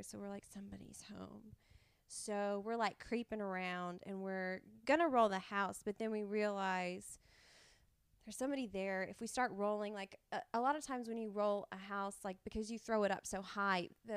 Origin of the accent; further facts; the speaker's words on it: Mount Juliet, Tennessee, United States; moved away as an adult; also born or lived in Nashville, Tennessee / North Hollywood, Los Angeles; I grew up in Mount Juliet, Tennessee